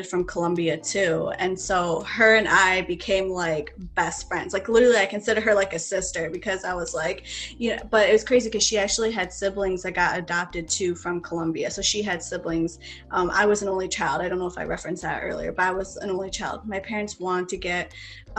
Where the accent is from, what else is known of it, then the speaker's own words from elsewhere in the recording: Baldwinsville, New York, United States; also born or lived in Machala, Ecuador / North Country, New York / Oswego, New York; in Baldwinsville, where I wound up growing up